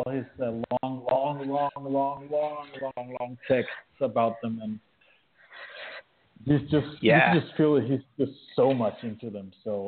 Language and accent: English; Denmark; accent: Danish; English is a second language; with a crappy Danish accent